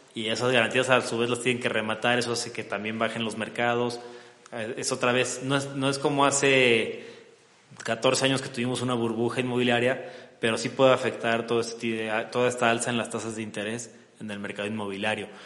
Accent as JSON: {"language": "Spanish", "country": "Mexico", "said": "somos los vecinos de Estados Unidos"}